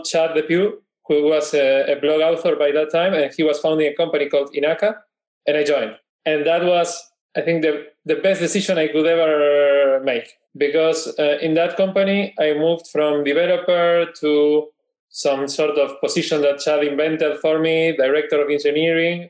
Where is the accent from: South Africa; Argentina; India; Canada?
Argentina; Buenos Aires; I am Porteño from Buenos Aires.